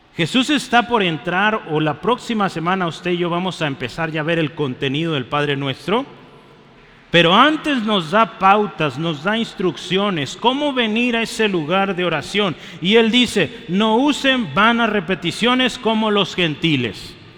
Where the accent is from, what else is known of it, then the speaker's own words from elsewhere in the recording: Mexico; Somos mexicanos, yo soy mexicano